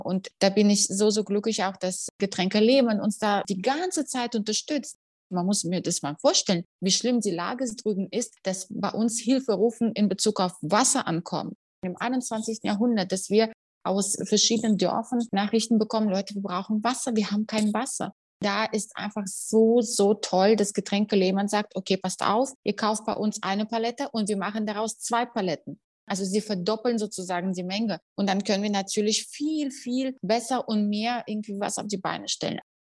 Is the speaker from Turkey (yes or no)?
no; Russia; now in Germany; ich komme aus Russland